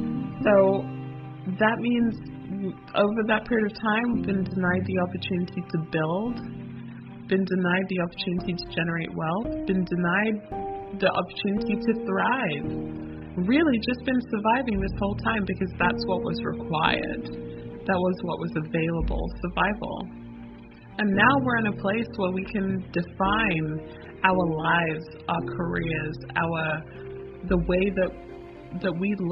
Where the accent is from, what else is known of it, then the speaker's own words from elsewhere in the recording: London, United Kingdom; also born or lived in United States; My family is from Jamaica on both sides. I was born in London, and I grew up between the U.S. and the U.K.